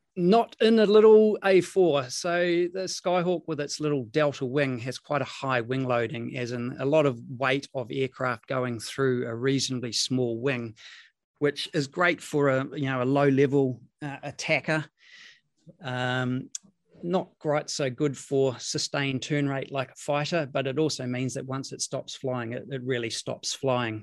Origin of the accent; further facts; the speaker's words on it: Rotorua, Bay of Plenty, New Zealand; I grew up in Rotorua.